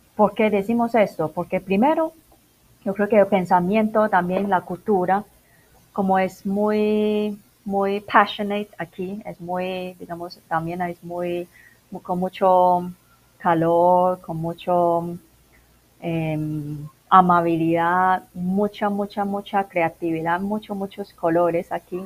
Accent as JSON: {"language": "Spanish", "country": "Macau", "tie": "born or raised there", "also_born_or_lived": "Guangzhou, China / England", "second_language": "Spanish", "moved": "as an adult", "lives_now": "Medellín, Colombia", "said": "originalmente soy de Macao"}